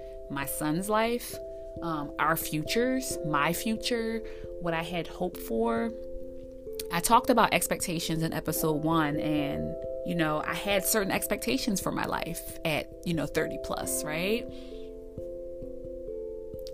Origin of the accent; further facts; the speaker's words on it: East Coast, United States; moved away as an adult; I'm from the East Coast originally